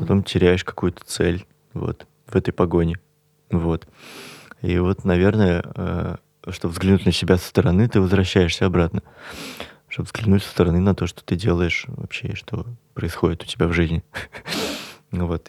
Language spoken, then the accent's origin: Russian; Kazan, Tatarstan, Russia; moved away as an adult; now in Moscow, Russia; я уехал просто из Казани